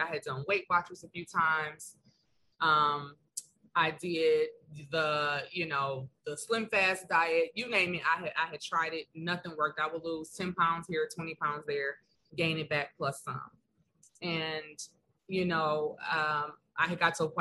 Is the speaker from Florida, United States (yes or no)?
no; Detroit, Michigan, United States; moved away as an adult; now in Philadelphia, United States; I am originally from Detroit, Michigan, born and raised, 313. But I have been in Philadelphia for the last 4 years